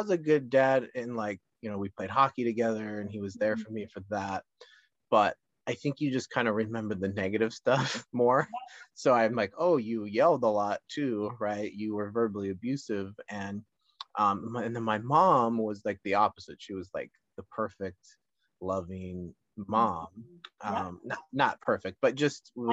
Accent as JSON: {"language": "English", "region": "Minnesota and Colorado", "country": "United States", "tie": "born or raised there", "moved": "yes", "lives_now": "Los Angeles County, United States", "said": "I grew up in Minnesota and Colorado, like ice skating"}